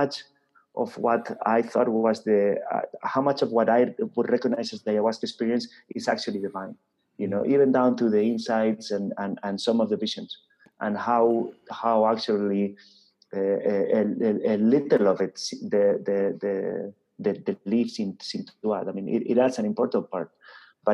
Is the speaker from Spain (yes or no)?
yes; Spain; I come from Spain.